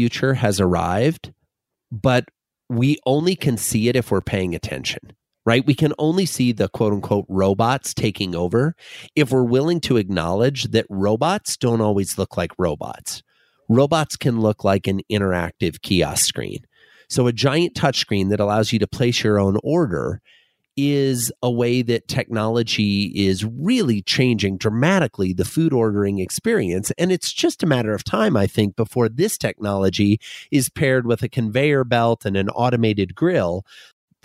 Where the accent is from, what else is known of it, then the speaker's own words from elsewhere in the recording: Fort Dodge, Iowa, United States; moved away; I grew up in a small town in northwestern Iowa called Fort Dodge